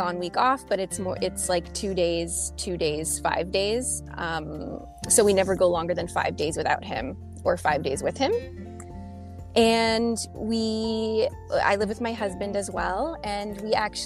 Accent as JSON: {"language": "English", "town": "Montreal", "region": "Quebec", "country": "Canada", "tie": "born or raised there", "also_born_or_lived": "British Columbia", "said": "So I was born here. I lived for a few years in British Columbia, which is the province on the other end of the country. That's where my mom is from. So we lived there for a few years when I was a child. But the majority of my life I've spent in Montreal"}